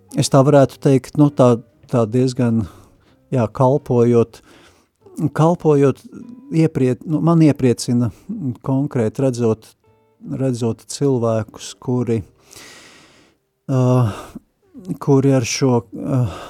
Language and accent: Latvian; Riga, Latvia; moved away as an adult; also born or lived in Saldus; esmu dzimis audzis Rīgā